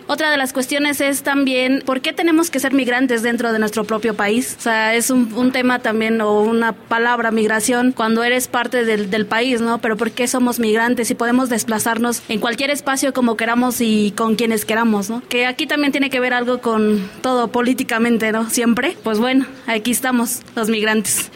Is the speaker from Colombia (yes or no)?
no; Mexico; yo soy parte de este país